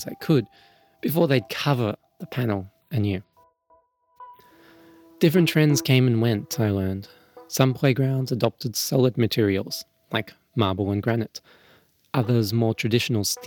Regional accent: Melbourne, Victoria, Australia; when I was growing up in Melbourne

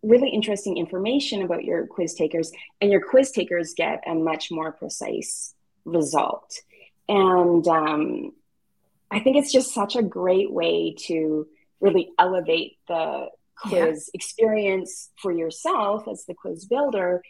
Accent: Canada; As a Canadian

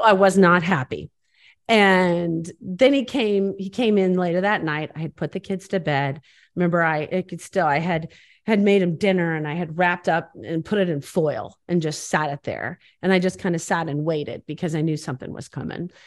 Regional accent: Bloomington, Illinois, United States; I was from Bloomington, Illinois

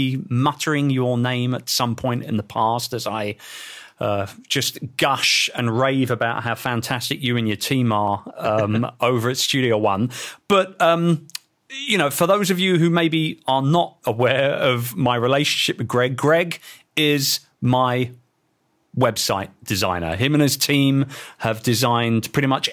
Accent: London, United Kingdom; my hometown

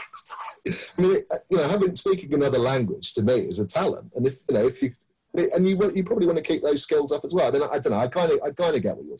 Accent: Plymouth, South West England, United Kingdom; now in London, United Kingdom; I'm from Plymouth, basically.

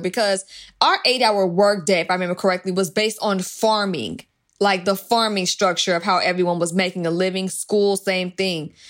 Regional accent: Georgia, United States; accent: African American Vernacular English; now in California, United States; I'm in California, so California does things differently than my home state of Georgia

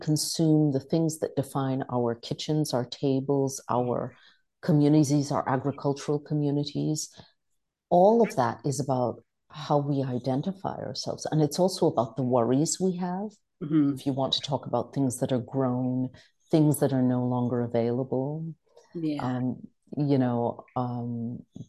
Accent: New York, United States; moved away as an adult; also born or lived in West Indies; now in Italy; My original city, what I consider this to be my hometown, is New York

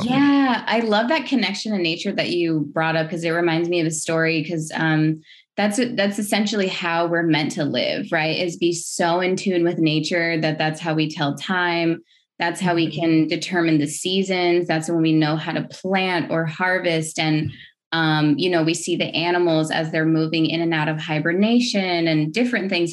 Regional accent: United States; now in Los Angeles, United States; I hail from the Navajo Nation. I have been in Los Angeles for the past um, decade or so, but I grew up on the res- uh, the Navajo Reservation or the Diné Reservation

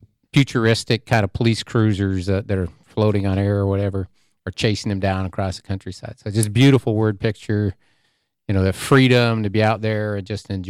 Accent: Seattle, Washington, United States; I grew up out in the Seattle area

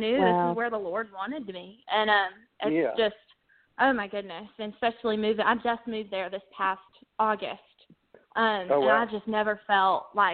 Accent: Hinesville, Georgia, United States; moved away as an adult; now in Nashville, United States; I'm from Southeast Georgia, Hinesville, right south of Savannah

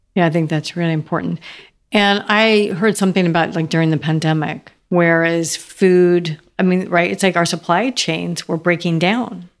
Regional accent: Seattle, Washington, United States; also born or lived in Idaho / California; now in Nashville, United States; I grew up in Seattle and Idaho

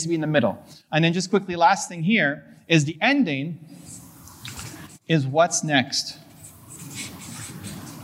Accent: Canada; I'm a Canadian

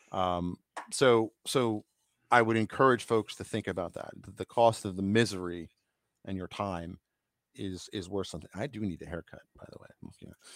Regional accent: New York, United States; I grew up in New York

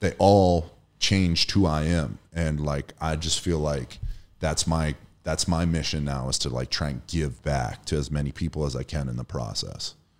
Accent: Erie, Pennsylvania, United States; I'm from Erie, Pennsylvania

